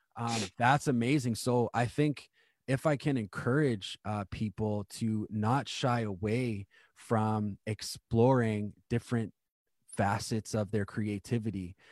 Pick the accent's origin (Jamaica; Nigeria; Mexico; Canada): Canada; Winnipeg, Manitoba; I actually grew up in Manitoba myself.